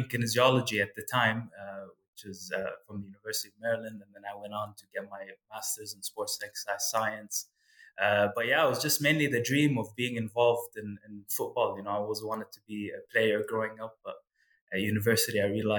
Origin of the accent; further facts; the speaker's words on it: Kuwait; moved away as an adult; also born or lived in United States; growing up in Kuwait